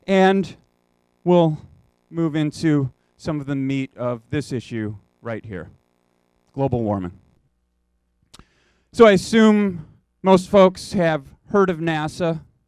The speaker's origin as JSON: {"language": "English", "town": "Chicago", "region": "Illinois", "country": "United States", "tie": "born or raised there", "also_born_or_lived": "San Francisco", "said": "return to my hometown of Chicago. And when I came back in 2008"}